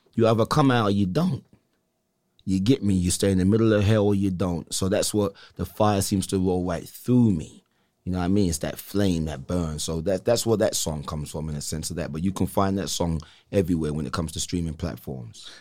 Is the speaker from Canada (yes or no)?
no; England, United Kingdom; now in Salinas, United States; coming up in England